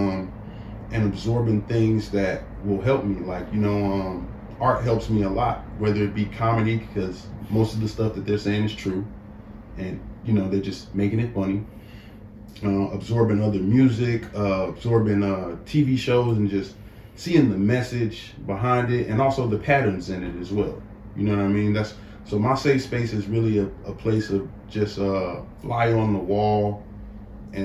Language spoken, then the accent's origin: English; Inglewood, California, United States; growing up in Inglewood